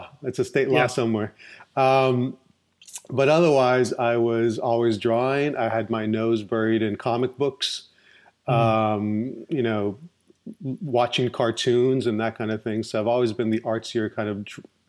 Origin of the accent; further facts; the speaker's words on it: Orlando, Florida, United States; also born or lived in Puerto Rico; I actually grew up in Orlando, Florida. I was born in Puerto Rico. And then I came when I was three. And then I've been in the Orlando area all my life. So I went to school here, grade school.